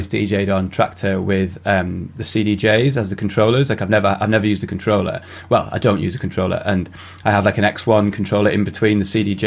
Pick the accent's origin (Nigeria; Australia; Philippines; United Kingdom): United Kingdom; people in the UK and I guess around most of Europe, but especially the UK, we were trying to sneak into nightclubs when we were 15, 16, 17